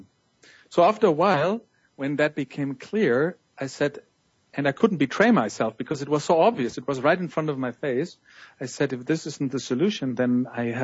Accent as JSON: {"language": "English", "town": "Munich", "region": "Bavaria", "country": "Germany", "tie": "born or raised there", "moved": "yes", "said": "in my hometown Munich, you know, where my journey started"}